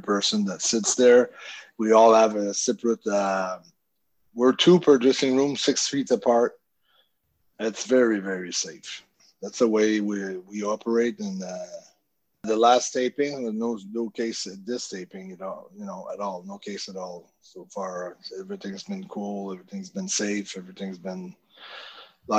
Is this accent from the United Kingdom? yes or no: no; Canada; I'm from Canada